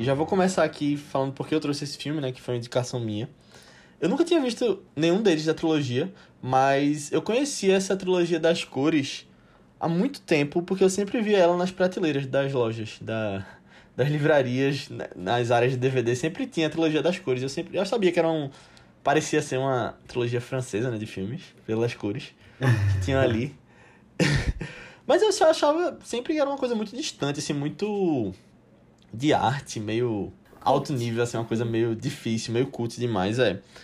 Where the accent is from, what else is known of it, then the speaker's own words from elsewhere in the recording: Brazil; nós somos brasileiros falando aqui